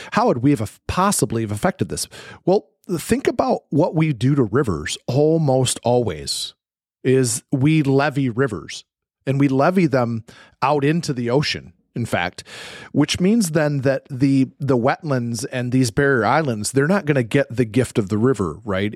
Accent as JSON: {"language": "English", "region": "Michigan", "country": "United States", "said": "I'm from Michigan"}